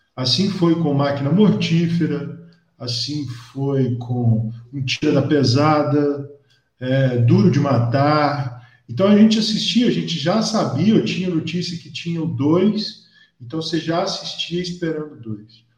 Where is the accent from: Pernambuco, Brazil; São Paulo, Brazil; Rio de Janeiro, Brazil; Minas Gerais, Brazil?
Minas Gerais, Brazil; João Monlevade; eu sou de João Molevade